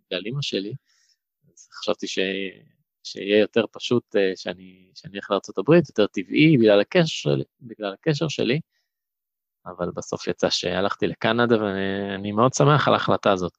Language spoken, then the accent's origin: Hebrew; Kiryat Ono, Tel Aviv District, Israel; also born or lived in London, Ontario, Canada; בקבוצת הפועל קריית אונו, שם גדלתי